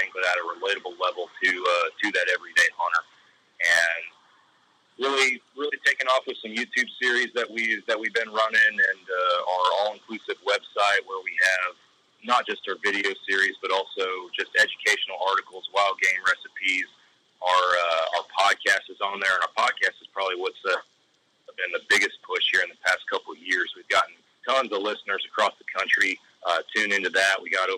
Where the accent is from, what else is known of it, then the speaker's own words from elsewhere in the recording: Texas, United States; I'm from Texas